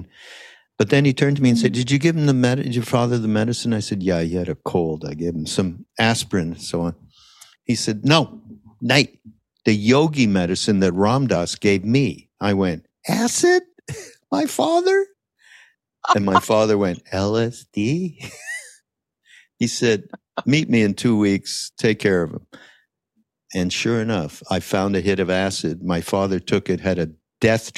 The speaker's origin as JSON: {"language": "English", "town": "Montreal", "region": "Quebec", "country": "Canada", "said": "We were Canadian, so we come from Montreal"}